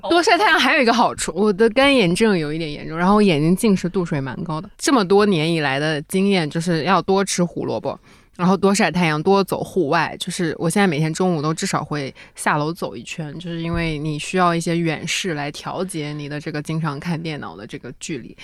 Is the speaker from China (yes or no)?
yes; Northeast China, China; accent: Northeastern Mandarin; 我们东北话